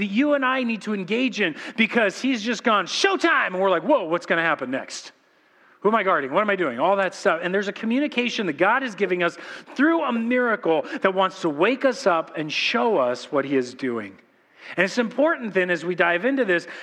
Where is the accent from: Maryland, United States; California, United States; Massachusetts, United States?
California, United States; Corona; we're from Corona.